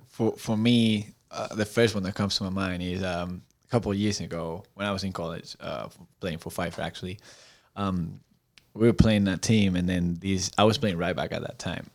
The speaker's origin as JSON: {"language": "English", "area": "outside Madrid", "region": "Community of Madrid", "country": "Spain", "tie": "born or raised there", "also_born_or_lived": "North Carolina / Florida", "second_language": "English", "moved": "as an adult", "lives_now": "Chattanooga, United States", "said": "I grew up at a, in a small I'm not gonna say villages, 'cause she's actually not a village. She's like a small city, um, outside of Madrid"}